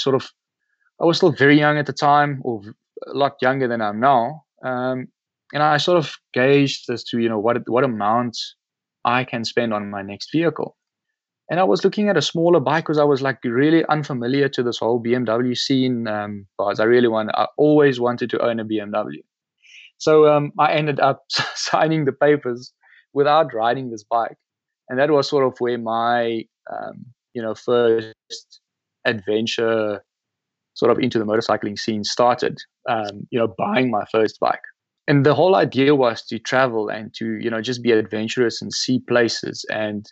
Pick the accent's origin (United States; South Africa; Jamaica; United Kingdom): South Africa; Loxton, Northern Cape; my hometown in Loxton.